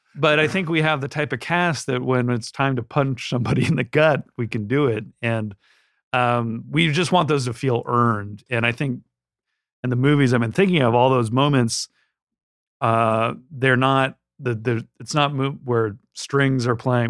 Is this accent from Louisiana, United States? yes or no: no; Southern California, United States; I grew up in Southern California